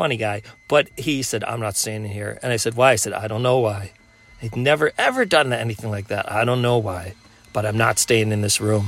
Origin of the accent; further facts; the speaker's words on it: Minneapolis, Minnesota, United States; I'm from Minneapolis